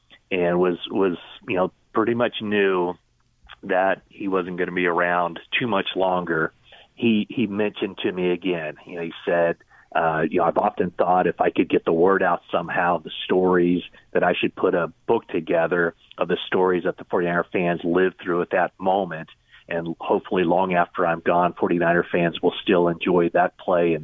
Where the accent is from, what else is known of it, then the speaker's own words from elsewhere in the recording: Northern California, United States; growing up in Northern California